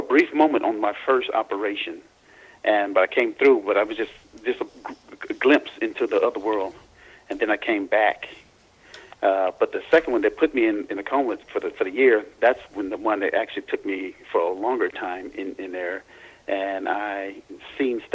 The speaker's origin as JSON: {"language": "English", "region": "Louisiana", "country": "United States", "tie": "born or raised there", "said": "when I was born in Louisiana"}